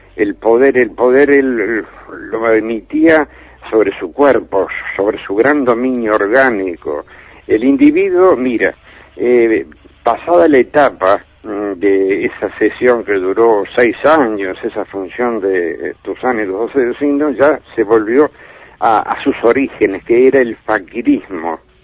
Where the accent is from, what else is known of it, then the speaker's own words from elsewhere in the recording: Montevideo, Uruguay; en mi tierra, en Montevideo